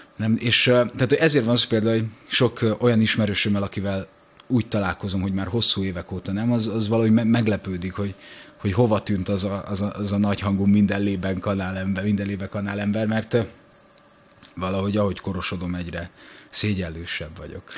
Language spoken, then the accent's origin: Hungarian; Budakalász, Pest, Hungary; Szentendre mellette Budakallászon születtem.